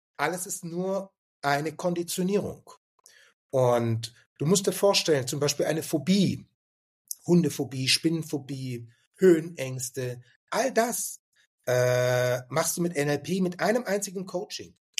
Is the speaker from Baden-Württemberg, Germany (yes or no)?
yes; Stuttgart, Baden-Württemberg, Germany; moved away as an adult; ich komme ursprünglich aus Stuttgart und bin in Stuttgart geboren